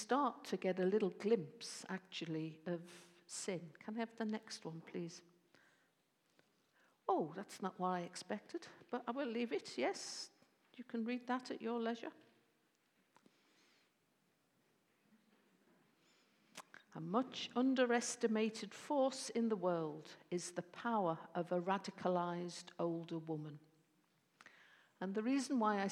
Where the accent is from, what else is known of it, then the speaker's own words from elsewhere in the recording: Bootle, North West England, United Kingdom; I was born in the Bootle Bible Belt and was shaped by the Bootle Bible Belt